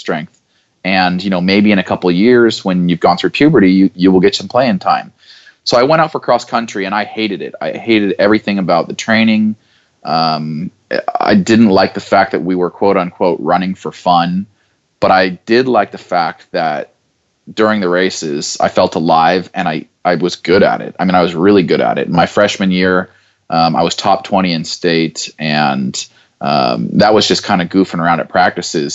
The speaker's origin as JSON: {"language": "English", "town": "Boise", "region": "Idaho", "country": "United States", "tie": "born or raised there", "said": "growing up in Boise, Idaho"}